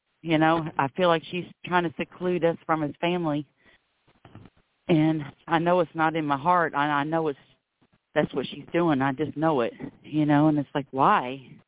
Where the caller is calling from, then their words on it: Florida, United States; I'm calling from Florida.